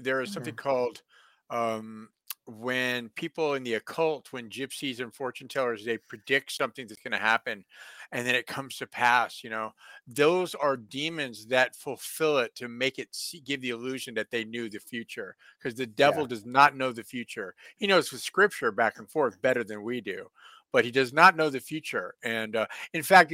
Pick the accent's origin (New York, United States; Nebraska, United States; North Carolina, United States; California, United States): California, United States; San Francisco; also born or lived in Encino, California; I grew up in San Francisco